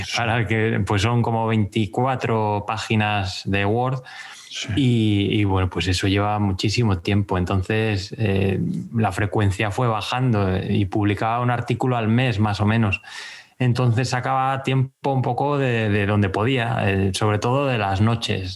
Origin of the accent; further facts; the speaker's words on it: Béjar, Castile and León, Spain; moved away as an adult; now in Gijón, Spain; Vivo en Gijón desde hace 10 años, pero me fui de Bejar con 18 ya